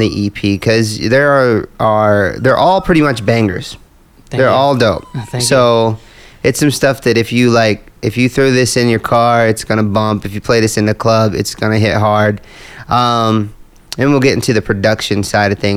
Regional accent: Indiana, United States; I'm from Indiana

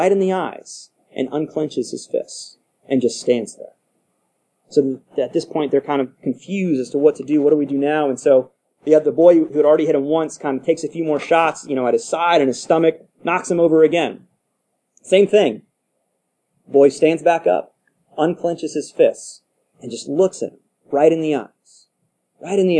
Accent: United States; Just by virtue of being American, living where we

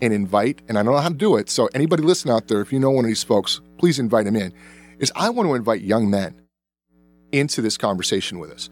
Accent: the South, United States; I was born in the South, and I remember whites only bathrooms

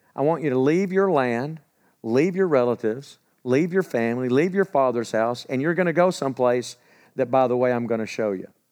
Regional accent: where Eastfield College is, Texas, United States; I grew up where Eastfield College is. I'm not far from home

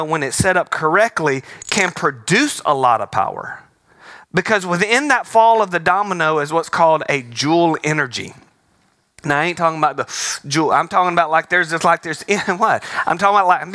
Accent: Alabama, United States; I'm from Alabama

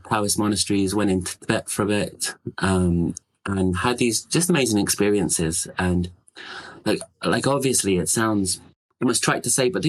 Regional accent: London, United Kingdom; now in Seattle, United States; I'm from London, but I live in Seattle

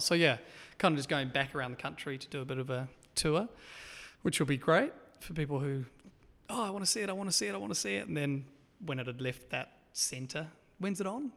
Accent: Auckland, New Zealand; I was born and raised in Auckland, out in East Auckland, so seaside, coastal town.

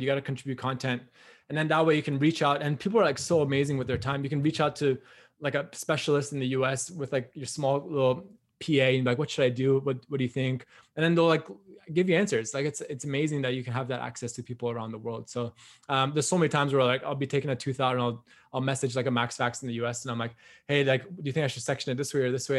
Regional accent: Newmarket, Ontario, Canada; I'm from Newmarket, Ontario, which is like not a huge town, just like north of like Richmond Hill.

